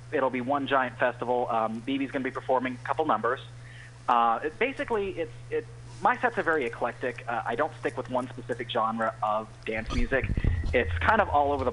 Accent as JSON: {"language": "English", "town": "Los Angeles", "region": "California", "country": "United States", "moved": "yes", "lives_now": "Nashville, United States", "said": "I am from Los Angeles"}